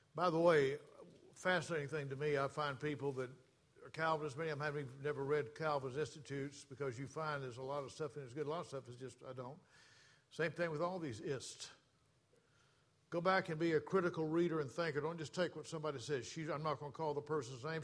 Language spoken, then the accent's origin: English; the South, United States; moved away as an adult; I was born and raised in the South.